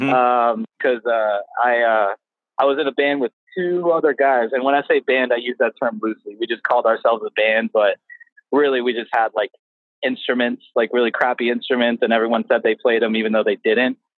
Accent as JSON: {"language": "English", "town": "Palm Coast", "region": "Florida", "country": "United States", "tie": "born or raised there", "also_born_or_lived": "New Jersey / Coral Springs, Florida", "lives_now": "San Antonio, United States"}